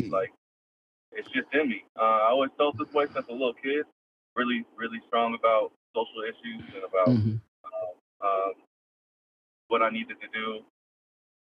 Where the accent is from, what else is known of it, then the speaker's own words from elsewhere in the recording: Portland, Oregon, United States; I grew up born and raised in Portland. Been here my whole life